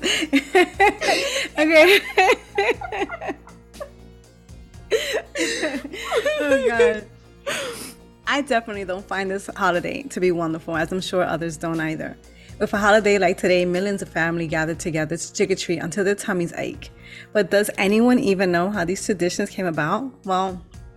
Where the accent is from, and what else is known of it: United States